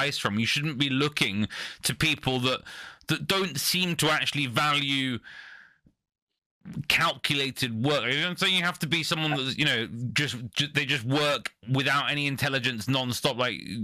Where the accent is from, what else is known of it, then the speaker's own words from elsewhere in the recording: United Kingdom; I'm a British person.